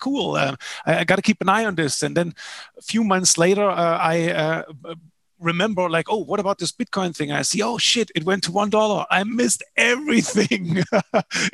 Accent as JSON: {"language": "English", "country": "Germany", "also_born_or_lived": "Paraguay", "moved": "as an adult", "said": "I'm originally from Germany, as you can probably hear."}